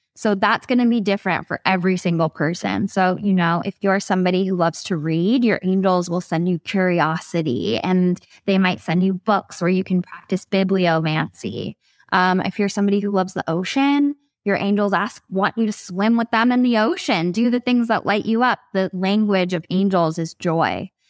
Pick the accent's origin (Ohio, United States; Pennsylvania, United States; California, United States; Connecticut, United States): California, United States; Ojai; I'm from Ojai, that's my hometown